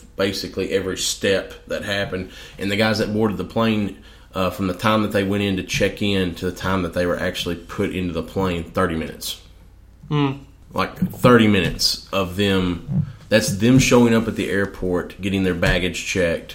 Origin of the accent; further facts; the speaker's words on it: United States; as both an American and as a Christian